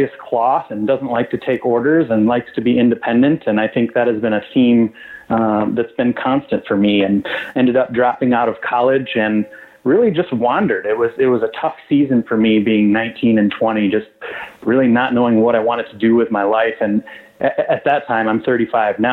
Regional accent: West Michigan, United States; I grew up in West Michigan, a very conservative town

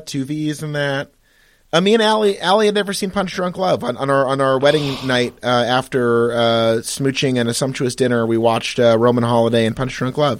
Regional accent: United States; we're both American

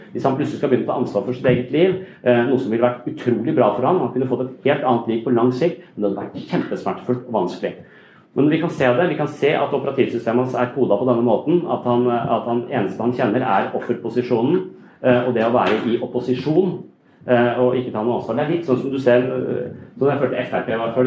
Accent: Kristiansand, Agder, Norway; i Kristiansand der jeg kommer fra

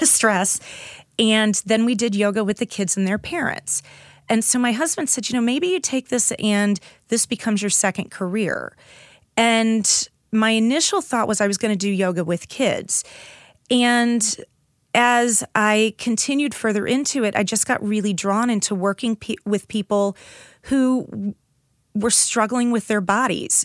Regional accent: St. Louis, Missouri, United States; I grew up in South St. Louis

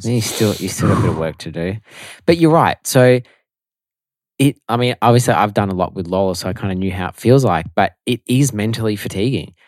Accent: Melbourne, Victoria, Australia; also born or lived in Italy; So, obviously, we are from Melbourne. I've never lived anywhere else besides Melbourne my whole life.

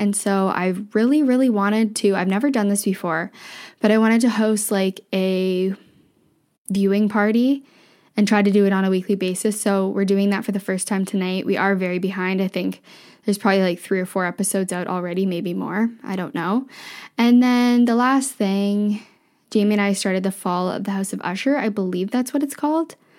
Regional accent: Ontario, Canada; moved away as an adult; also born or lived in Vancouver / Ottawa; I grew up in a small town in Ontario.

